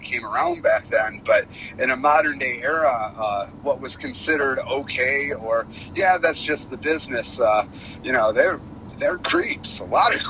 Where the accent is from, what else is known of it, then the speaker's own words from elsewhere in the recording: Detroit, Michigan, United States; now in Pacific Northwest, United States; I grew up in Detroit